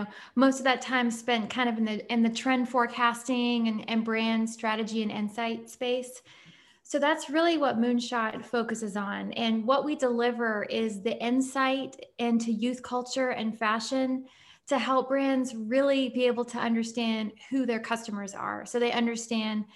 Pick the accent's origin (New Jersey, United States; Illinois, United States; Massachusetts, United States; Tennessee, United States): Tennessee, United States; Nashville; moved away as an adult; also born or lived in London / Paris / New York; now in Columbus, United States; I grew up in Nashville, born and raised. I moved to London when I was 18